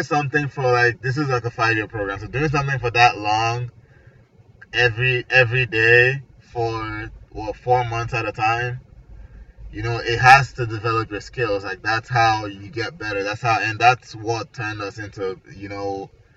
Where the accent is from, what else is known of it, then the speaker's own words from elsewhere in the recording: Nigeria; also born or lived in Atlanta; now in Florida, United States; originally I'm from Nigeria. I moved here